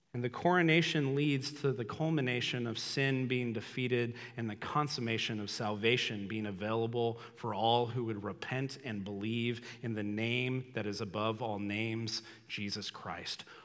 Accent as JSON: {"language": "English", "town": "Los Angeles", "region": "California", "country": "United States", "tie": "born or raised there", "said": "I grew up in Los Angeles, so there was celebrities everywhere"}